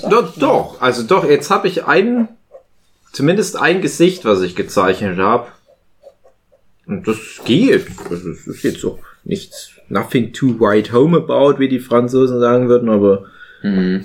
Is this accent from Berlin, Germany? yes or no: no; Erzgebirge, Saxony, Germany; bin ja auch aus dem Erzgebirge